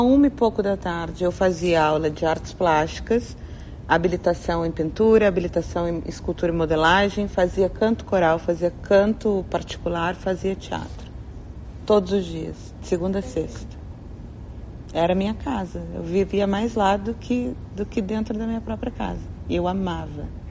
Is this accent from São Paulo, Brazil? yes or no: yes; Taubaté, São Paulo, Brazil; eu sou da terra de Mazarope, Monteiro Lobato, Hebe Camargo, Cid Moreira, Taubaté, interior de São Paulo. Foi onde eu nasci, tenho muito orgulho da minha terra